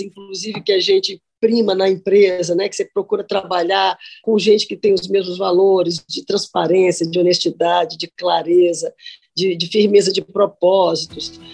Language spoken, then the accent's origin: Portuguese; Cachoeiro de Itapemirim, Espírito Santo, Brazil; eu estudei escola pública no primário, Bernardino Monteiro em Cachoeiro da Primirim